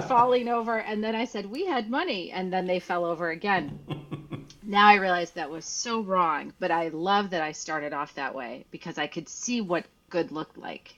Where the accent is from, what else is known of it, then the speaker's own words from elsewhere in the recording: Midwest, United States; now in California, United States; I'm originally from the Midwest